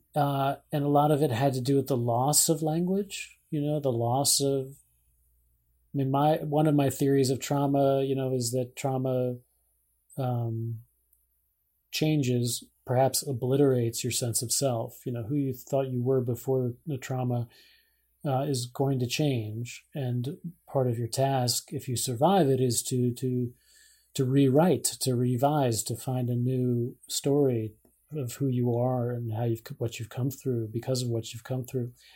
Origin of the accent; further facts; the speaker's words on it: Scarsdale, New York, United States; moved away; my hometown